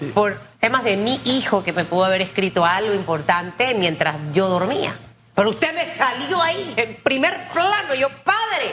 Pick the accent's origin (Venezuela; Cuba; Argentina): Cuba; estoy hablando como tú sabes, como cubana